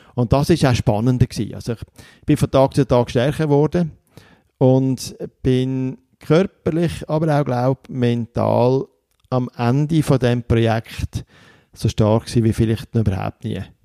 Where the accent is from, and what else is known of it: Switzerland